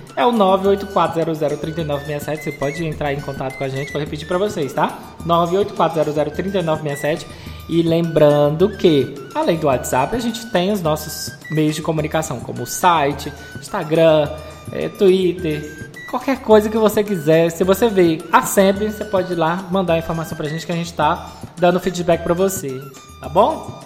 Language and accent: Portuguese; Piauí, Brazil; Eu sou do Piauí